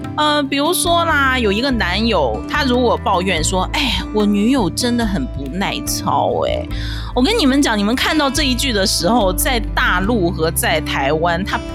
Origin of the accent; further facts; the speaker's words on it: Dalian, Liaoning, China; moved away as an adult; now in Taiwan; 我是出生在中国大连的台湾新住民，现在是我住在台湾的第七年，我是精神台湾人